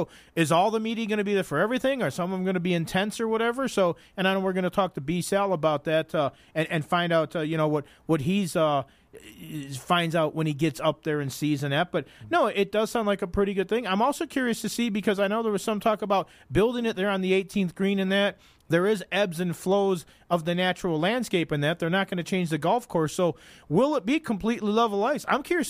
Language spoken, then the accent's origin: English; Illinois, United States; now in Las Vegas, United States; I'm from Illinois